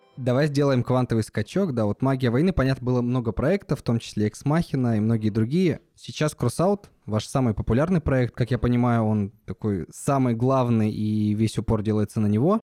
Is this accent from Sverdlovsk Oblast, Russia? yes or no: yes; Yekaterinburg, Sverdlovsk Oblast, Russia; из моего родного города, в котором я жил, из Екатеринбурга